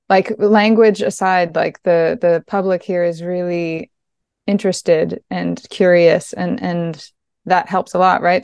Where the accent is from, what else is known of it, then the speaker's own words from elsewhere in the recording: East Coast of Quebec, Canada; I grew up on the East Coast of Quebec, uh, in a region that is very, very Francophone, but I grew up in a tiny community of Irish um, Irish folks